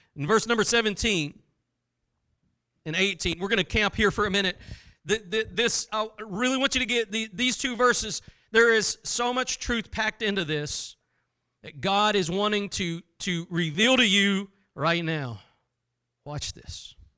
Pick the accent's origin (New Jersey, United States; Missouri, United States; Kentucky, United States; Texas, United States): Texas, United States; I'm from Texas